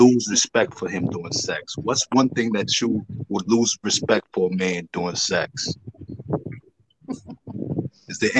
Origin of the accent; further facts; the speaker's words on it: Kingston, Jamaica; Jubilee Hospital, Kingston